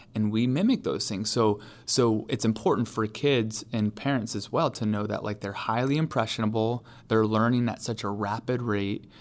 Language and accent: English; New York, United States; now in Charlotte, United States; New York State.